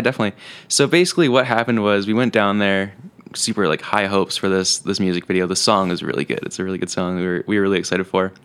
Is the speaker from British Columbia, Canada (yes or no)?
yes; Penticton, British Columbia, Canada; moved away as an adult; now in Kelowna, Canada; originally I was born in Penticton, born and raised.